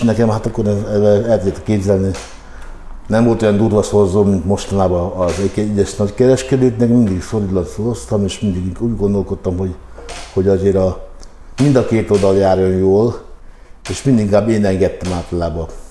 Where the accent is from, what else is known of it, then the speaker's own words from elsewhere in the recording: Hungary; amikor én olaszul kezdtem velük beszélni magyarként